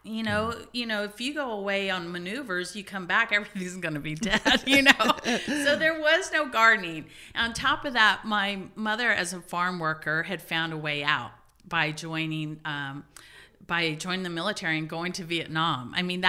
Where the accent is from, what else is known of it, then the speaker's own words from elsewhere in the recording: Louisiana, United States; Well, I'm glad you asked because I grew up in Louisiana, where Tabasco is king